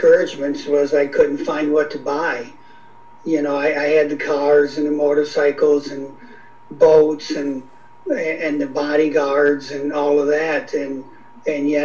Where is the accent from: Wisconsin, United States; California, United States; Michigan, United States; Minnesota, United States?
Wisconsin, United States; Beloit; I was from Beloit, Wisconsin.